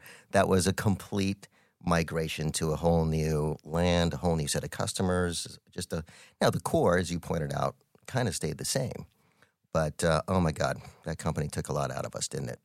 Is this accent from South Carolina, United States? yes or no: no; Albuquerque, New Mexico, United States; I am born and raised in Albuquerque, New Mexico, one of five kids.